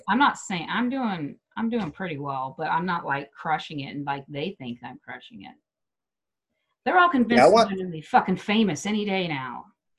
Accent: Wichita, Kansas, United States; moved away as an adult; now in Denver, United States; people here in my hometown in Wichita

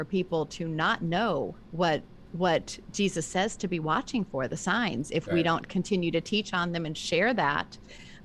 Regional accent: the South, United States; now in Northeast, United States; I grew up in the South too, so that makes a difference

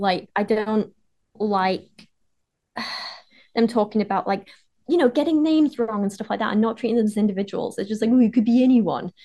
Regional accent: Penistone, Yorkshire and the Humber, United Kingdom; Barnsley is near where I grew up. I grew up in Penistone

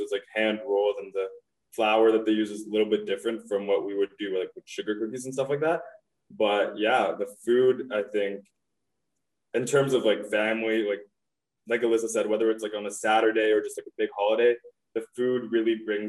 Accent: Goa, India; so I'm from Western India called, in this place called Goa.

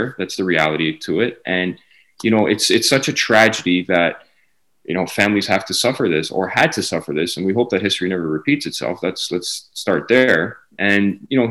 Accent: Canada; I was born and raised in Canada

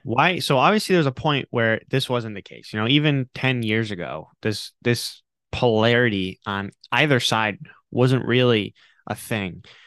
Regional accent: Rhode Island, United States; I grew up in Rhode Island

